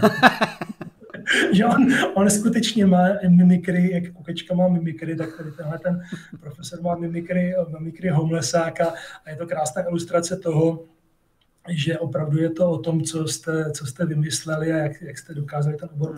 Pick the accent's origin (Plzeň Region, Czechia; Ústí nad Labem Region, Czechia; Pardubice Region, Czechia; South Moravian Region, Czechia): South Moravian Region, Czechia; Brno; protože jsem žil ve městě, v Činžáku a žádný takový sousedi tam prostě nebyli. A chtěl jsem dělat astronomii původně, bydlel jsem kousek od Brněnského planetária